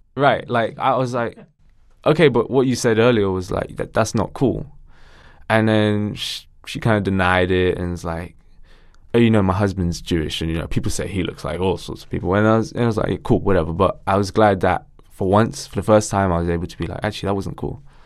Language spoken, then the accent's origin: English; Ilford, London, United Kingdom; my mom was big in the community where I grew up in Ilford